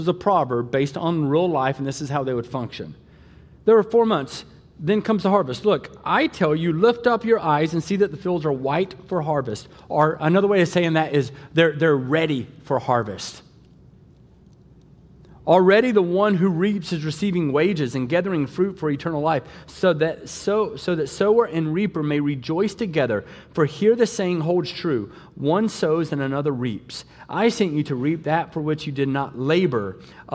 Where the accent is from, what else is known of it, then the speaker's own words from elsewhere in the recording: the South, United States; moved away; also born or lived in West Michigan; I'm from the South